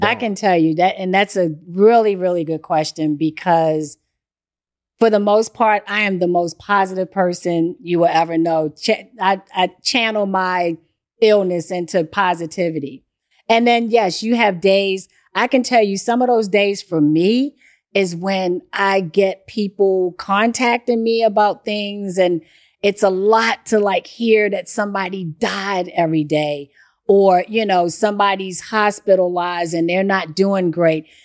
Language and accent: English; Baltimore, Maryland, United States; So I grew up doing this stuff. I, I grew up in Baltimore.